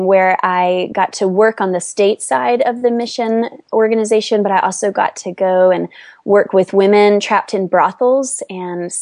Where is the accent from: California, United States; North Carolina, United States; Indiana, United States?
North Carolina, United States; moved away as an adult; also born or lived in Washington, District of Columbia, United States; I grew up in a sweet small town in North Carolina